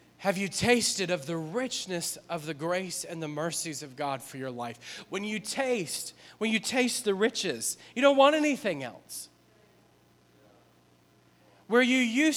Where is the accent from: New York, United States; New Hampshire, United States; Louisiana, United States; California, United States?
Louisiana, United States; New Orleans; moved away; we're from New Orleans.